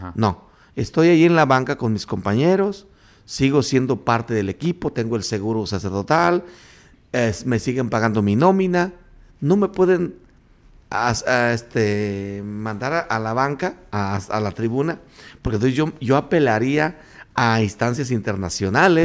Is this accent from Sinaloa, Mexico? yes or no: no; Pareo, Michoacán, Mexico; Mi pueblo, mi, municipio Tancítaro, tiene policías verdes que cuidan a los aguacateros. Y son, en mi pueblo se llama Pareo